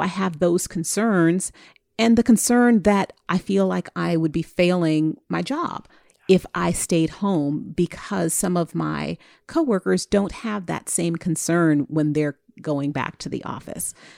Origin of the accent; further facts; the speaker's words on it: California, United States; I'm from California, West Coast hip hop